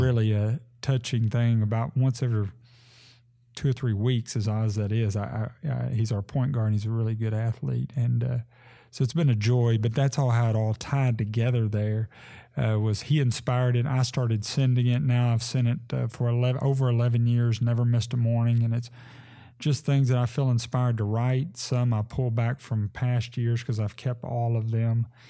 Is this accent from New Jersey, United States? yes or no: no; Sebree, Kentucky, United States; moved away as an adult; now in Henderson, United States; I grew up in Sebree and was, uh, a lifelong member of Sebree First Baptist Church